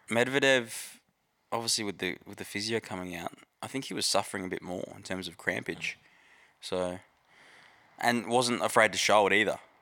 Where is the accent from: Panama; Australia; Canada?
Australia; as an Aussie